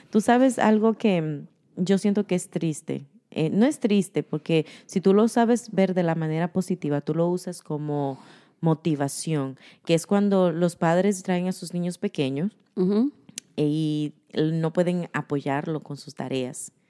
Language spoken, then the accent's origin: Spanish; United States; Que una de las cosas que creciendo aquí en los Estados Unidos, yo veía bonito que cuando la gente, yo me podía defender en inglés y la gente notaba de que yo sabía otro idioma